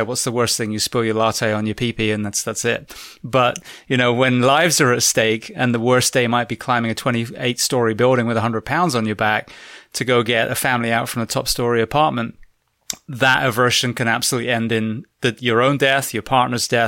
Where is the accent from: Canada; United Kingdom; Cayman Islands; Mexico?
United Kingdom; England; also born or lived in Florida / California; now in United States; I'm originally from England, so I'm not, you know, conditioned for the heat